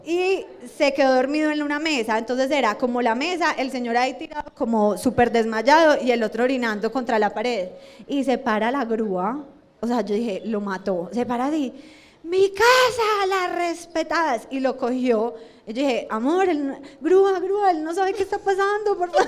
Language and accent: Spanish; Colombia; moved away; also born or lived in Australia; uno como colombiano